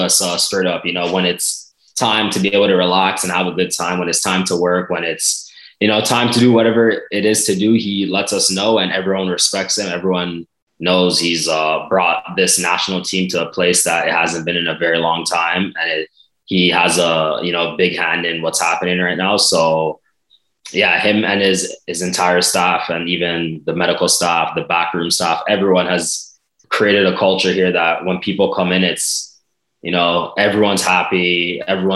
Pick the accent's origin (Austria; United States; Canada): Canada